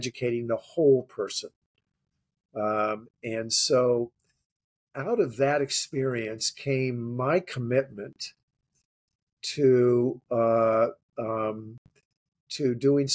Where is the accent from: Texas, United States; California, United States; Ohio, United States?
California, United States; Coronado; moved away; also born or lived in Los Angeles, California / Washington DC; So I grew up in Coronado, California.